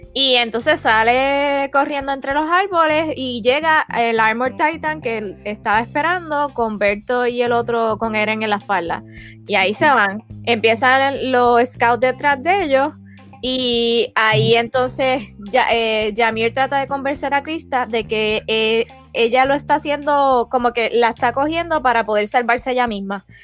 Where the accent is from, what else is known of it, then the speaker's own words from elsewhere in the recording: Puerto Rico; como buena puertorriqueña